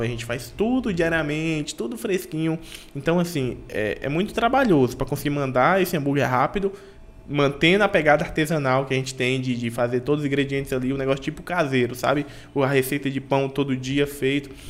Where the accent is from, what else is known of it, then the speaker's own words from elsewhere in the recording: Teixeira de Freitas, Bahia, Brazil; sou daqui de Teixeira de Freitas, da Bahia